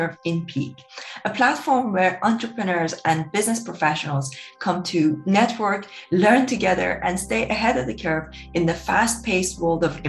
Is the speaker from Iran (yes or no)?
yes; Iran; moved away; I grew up in Iran